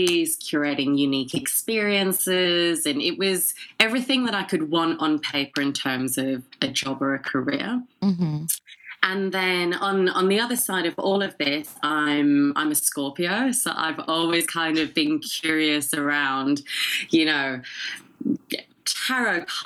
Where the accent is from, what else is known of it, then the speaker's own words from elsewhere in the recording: England, United Kingdom; moved away as an adult; also born or lived in Sydney, Australia / San Francisco, United States; now in Dallas, United States; I'm actually half Filipina, half Scottish. Grew up in England, but spent 10 years in Australia and then have been in America for the last three